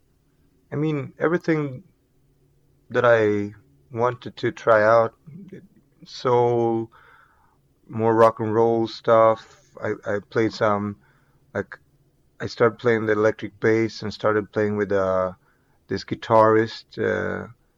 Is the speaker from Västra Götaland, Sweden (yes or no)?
yes; Gothenburg, Västra Götaland, Sweden; I grew up not far from here in a like a suburb, basically, to Gothenburg is where I grew up.